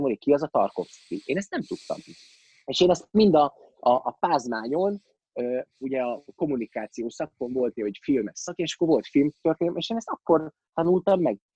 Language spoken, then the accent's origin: Hungarian; Miskolc, Borsod-Abaúj-Zemplén, Hungary; born or raised there; moved away as an adult; also born or lived in Budapest